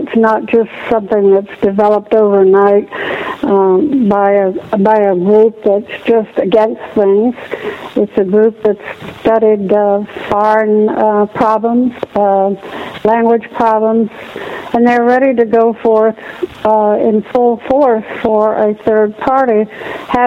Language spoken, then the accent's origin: English; the South, United States; my own nanny when I was growing up in the South